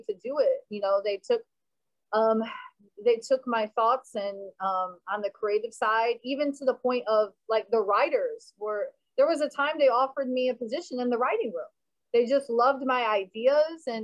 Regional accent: Florida, United States; out of Miami, out of Florida, out of my home state

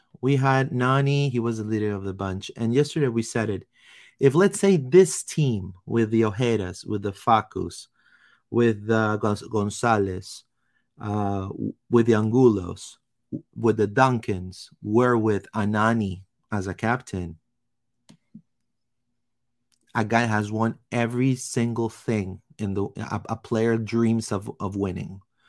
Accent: Peru; I'm from Peru originally. I'm from Peru.

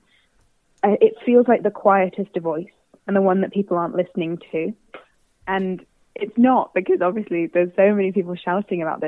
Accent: Southampton, South East England, United Kingdom; moved away; I'm originally from Southampton

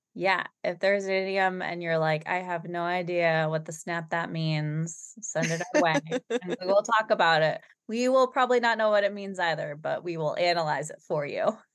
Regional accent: Boston, Massachusetts, United States; we're from Boston, Massachusetts

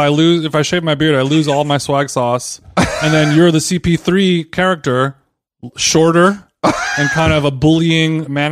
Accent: Huntington Beach, California, United States; my house growing up in Huntington Beach

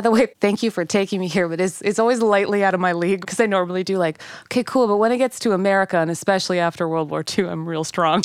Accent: Manitoba, Canada; moved away; I'm from Manitoba

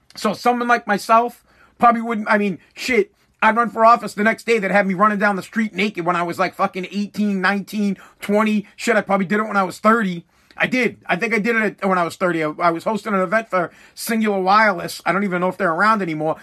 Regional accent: United States; That is my right as an American

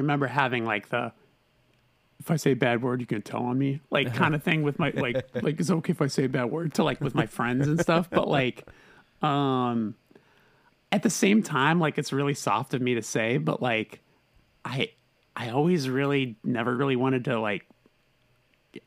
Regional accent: Burbank, California, United States; I'm born and raised Burbank, California.

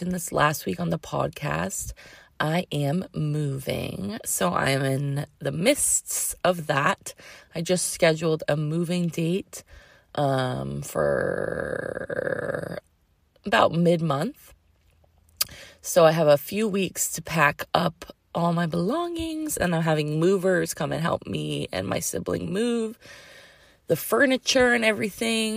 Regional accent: Massachusetts, United States; now in Sebastopol, United States; I grew up in Massachusetts

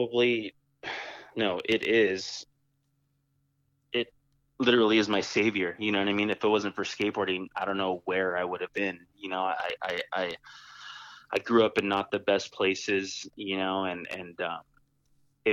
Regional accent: San Jose, California, United States; I was born and raised here in San Jose

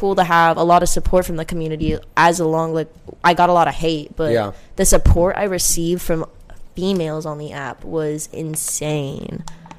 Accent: Miami, Florida, United States; I'm from Miami.

